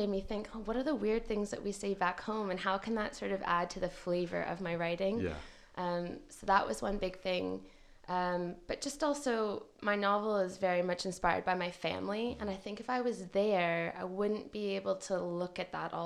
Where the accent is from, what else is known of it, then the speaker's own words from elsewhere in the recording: Hamilton, Ontario, Canada; moved away as an adult; also born or lived in Toronto, Canada; now in Aberdeen, United Kingdom; I'm from Hamilton, Ontario, which is about 40 minutes from Toronto.